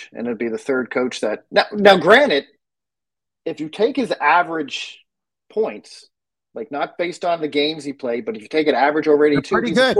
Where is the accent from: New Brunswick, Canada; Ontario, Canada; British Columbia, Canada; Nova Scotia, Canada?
Nova Scotia, Canada; Halifax; I'm from Halifax.